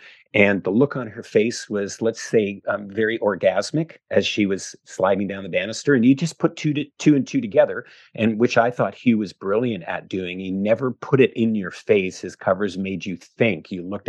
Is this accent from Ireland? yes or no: no; Canada; as a kid growing up in Canada and loving Canadian music